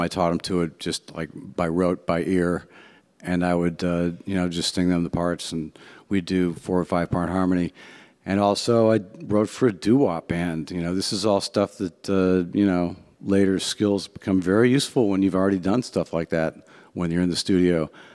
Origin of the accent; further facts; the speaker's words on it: Cleveland, Ohio, United States; also born or lived in Shaker Heights, Ohio; I'm from Ohio, uh, Cleveland, Ohio. I was born, yep, rock and roll